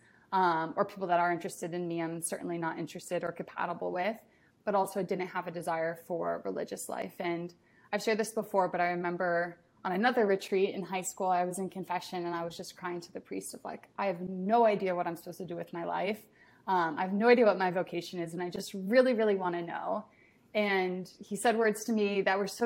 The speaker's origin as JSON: {"language": "English", "region": "a suburb of Indianapolis", "country": "United States", "tie": "born or raised there", "moved": "as an adult", "lives_now": "Washington, D.C., United States", "said": "I'm from Indiana, a suburb of Indianapolis, and I recently, well, I guess not recent anymore, about 2 years ago, moved out to Washington, D.C."}